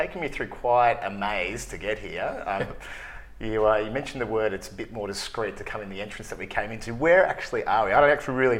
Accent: Melbourne, Victoria, Australia; I grew up around cricket clubs and footy clubs and that kind of thing around, you know, suburban Melbourne.

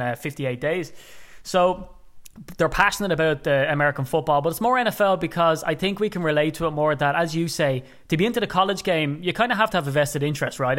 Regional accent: Ireland; being an Irishman

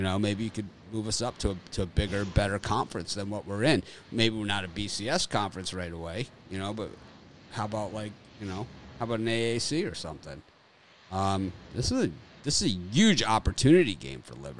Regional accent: Florida, United States; I'm from Florida too

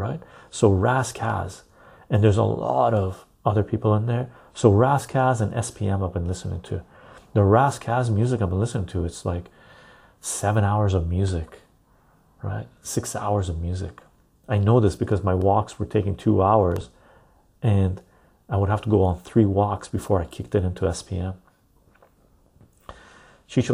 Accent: Canada; I'm a Canadian

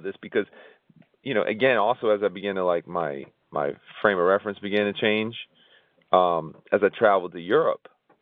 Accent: Tampa, Florida, United States; growing up in Ybor City, where it was predominantly Cuban

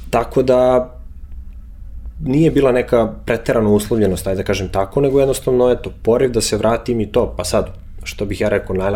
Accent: Belgrade, Serbia; moved away as an adult; also born or lived in Milan, Italy; ja iz Beograda zapravo nisam otišao zato što mi je bilo loše.

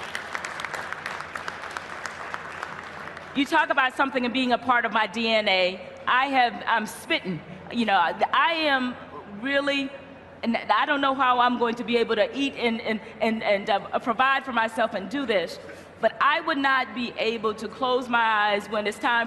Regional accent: the South, United States; I'm from the South

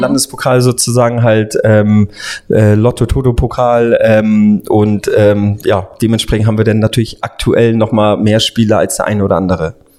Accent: Hamburg, Germany; Ich bin Hamburger Jung sozusagen dann halt, bin ähm, habe die Jugend bei bei den Vereinen St. Pauli HSV unter anderem gespielt

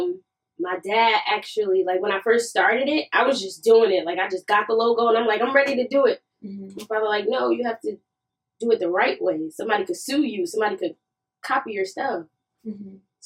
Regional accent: Newark, New Jersey, United States; I am from Newark, New Jersey, South 19th Street

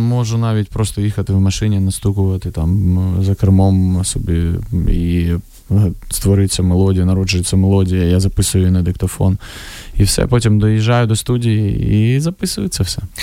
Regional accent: Vovchansk, Kharkiv Oblast, Ukraine; moved away; моє рідне місто

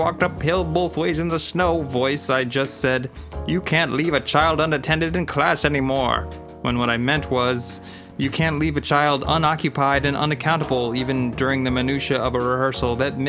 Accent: Newtown, United States; moved away as an adult; Newtown has changed so much since I left 30-odd years ago. The place I grew up

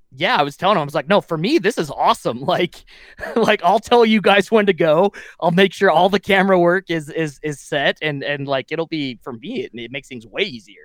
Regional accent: Wyoming, United States; moved away; from Wyoming in my hometown

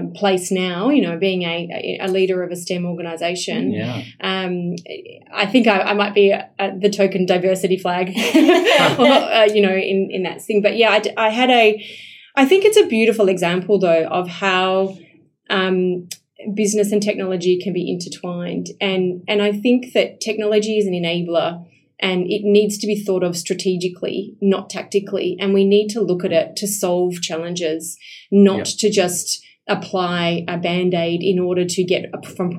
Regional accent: Esperance, Western Australia, Australia; I'm a country girl. Right. So, I was born in Esperance, which is 8 hours south.

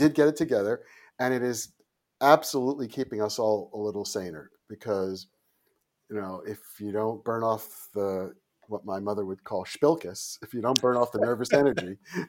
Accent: Oyster Bay, New York, United States; also born or lived in Queens; I was born in Bayside, Queens, and my family lived in an apartment in Queens until I was 6. And right around my 6th birthday, we moved to Oyster Bay, Long Island, which is where I grew up.

